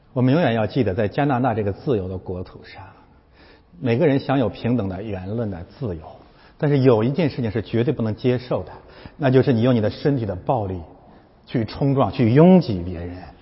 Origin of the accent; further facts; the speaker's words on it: China; 我们是中国人